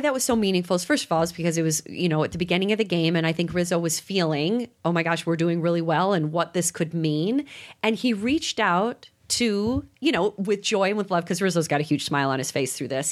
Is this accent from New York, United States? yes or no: no; Chicago, Illinois, United States; being from Chicago